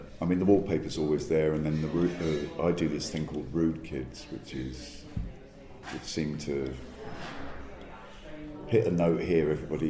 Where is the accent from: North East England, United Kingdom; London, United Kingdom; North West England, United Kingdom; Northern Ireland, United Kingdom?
London, United Kingdom; from London.